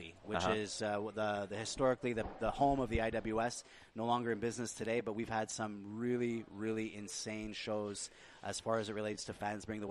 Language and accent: English; Santa Cruz, California, United States; I grew up in Santa Cruz, California.